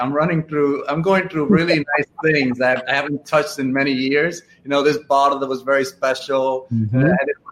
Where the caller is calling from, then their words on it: Dominican Republic; I am reporting in from Dominican Republic.